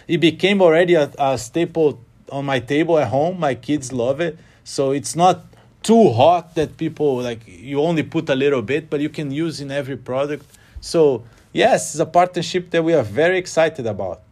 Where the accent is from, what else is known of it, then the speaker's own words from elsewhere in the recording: Rio de Janeiro, Brazil; moved away as an adult; now in London, United Kingdom; I grew up in Rio